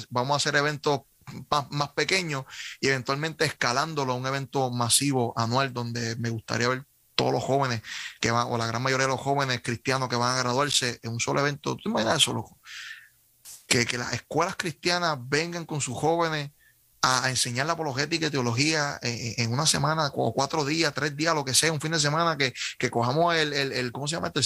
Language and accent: Spanish; Carolina, Puerto Rico; Eh, soy de Carolina, ¿y qué pasó?